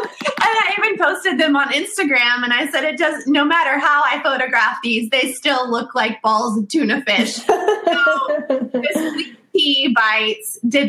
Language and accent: English; the South, United States; Because we are from the South, he said, you should create a sweet tea bite.